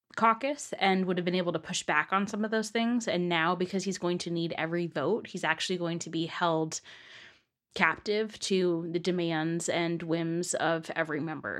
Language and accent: English; east of San Francisco, California, United States; moved away; I am from east of San Francisco